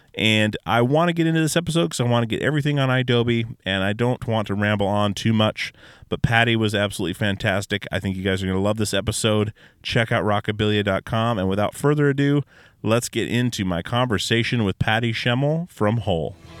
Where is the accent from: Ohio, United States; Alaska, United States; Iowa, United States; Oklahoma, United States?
Alaska, United States; born or raised there